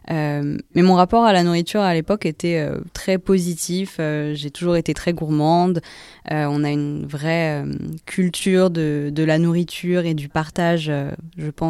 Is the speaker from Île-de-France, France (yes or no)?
yes; Paris, Île-de-France, France; also born or lived in Singapore; alors je suis née à Paris d'une maman singapourienne et d'un papa français normand. Donc euh, j'ai grandi à Paris jusqu'à mes trois ans et ensuite, comme euh, quand mon petit frère est né, on est parti à Singapour pour quelques années.